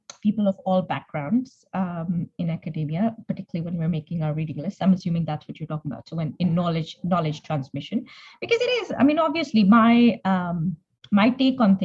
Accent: Punjab, Pakistan; moved away as an adult; also born or lived in England; now in United Kingdom; So I grew up in Pakistan. The first time I came to England was for my master's

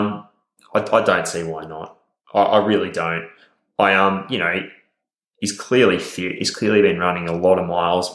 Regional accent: Australia; we're from Australia

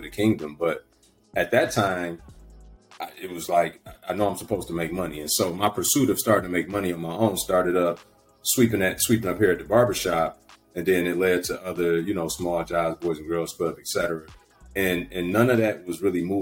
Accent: Detroit, Michigan, United States; born and raised in Detroit

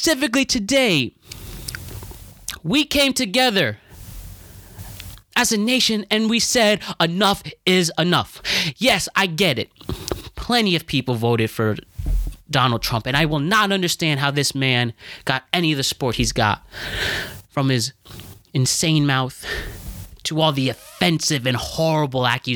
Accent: United States; we as individuals, as citizens of the United States of America

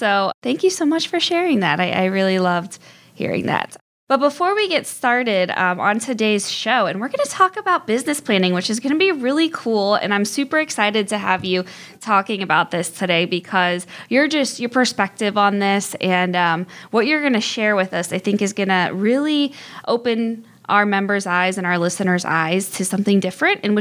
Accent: Barberton, Ohio, United States; I'm from Barberton

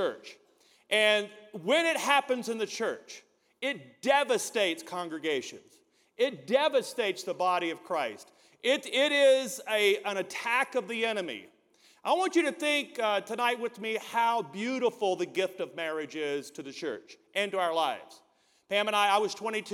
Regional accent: Deep South, United States; we're from the Deep South where, you know, we went to high school, went to college, got married.

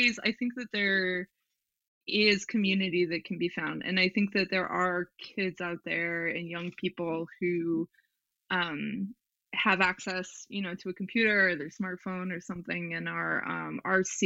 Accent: Southern Arizona, United States; also born or lived in Montana; I grew up in Southern Arizona and also Montana in the summers, because my parents had dual custody

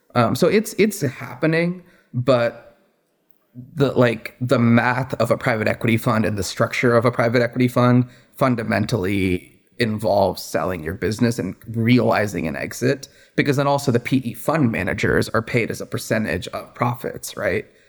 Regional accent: Redmond, Washington, United States; moved away as an adult; also born or lived in Boston / New York City; I grew up in the Seattle area, in the suburbs in Redmond

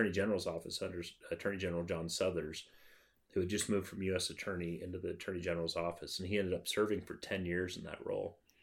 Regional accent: Casper, Wyoming, United States; now in Cheyenne, United States; I grew up in Casper, but coming back to Cheyenne

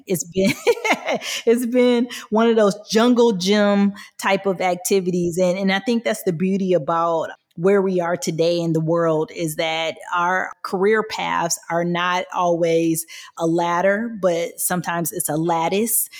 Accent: Michigan, United States; I am from Michigan, I was always around the automotive industry

